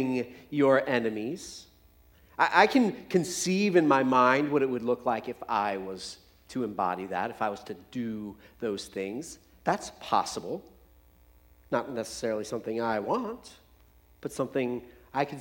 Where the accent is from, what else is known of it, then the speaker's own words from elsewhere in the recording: United States; as English-speaking Americans